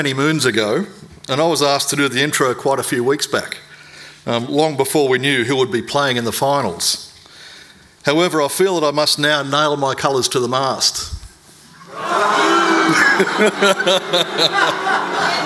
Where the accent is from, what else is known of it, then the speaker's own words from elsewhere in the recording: Bankstown, New South Wales, Australia; I was born in Canterbury Hospital, raised in Bankstown